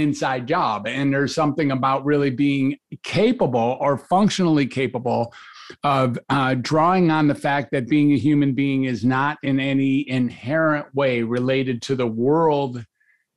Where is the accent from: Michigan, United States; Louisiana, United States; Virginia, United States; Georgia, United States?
Michigan, United States; Detroit; also born or lived in Ann Arbor; I grew up in Detroit